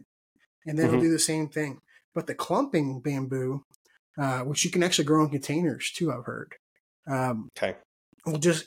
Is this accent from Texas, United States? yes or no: yes; Texas, United States; I'm from Texas